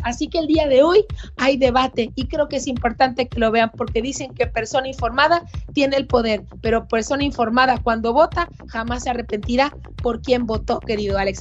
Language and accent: Spanish; Sonora, Mexico; Sonora, aquí donde yo nací